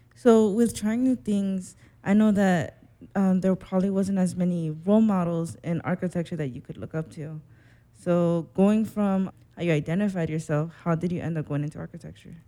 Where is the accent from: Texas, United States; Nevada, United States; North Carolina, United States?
Nevada, United States; Las Vegas; moved away; also born or lived in Seattle; I'm from Vegas